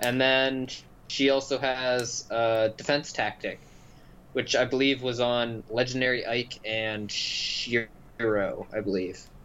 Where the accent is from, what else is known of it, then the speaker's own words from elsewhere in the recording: Canada; we're Canadian